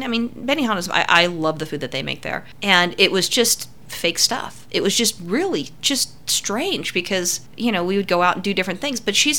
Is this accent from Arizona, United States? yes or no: no; California, United States; growing up in California